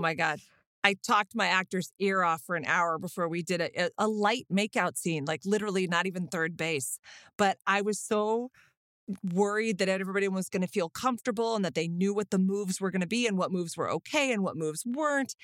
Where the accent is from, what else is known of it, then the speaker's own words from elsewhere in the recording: Austin, Texas, United States; I'm from Austin